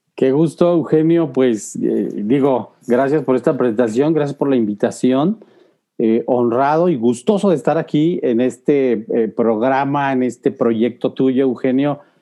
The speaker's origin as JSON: {"language": "Spanish", "region": "Guanajuato", "country": "Mexico", "tie": "born or raised there", "said": "de pequeño soy originario aquí de Guanajuato"}